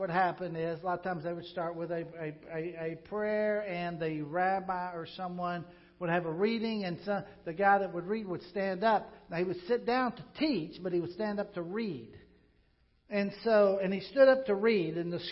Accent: Pocahontas, Arkansas, United States; moved away; I love the place I grew up in Pocahontas, Arkansas.

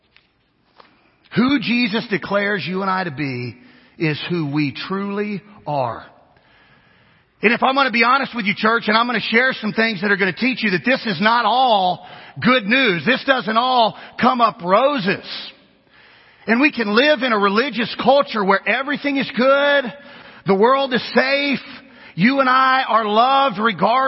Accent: Kansas, United States; if we're from Kansas, which is where I'm from, I'm Kansan.

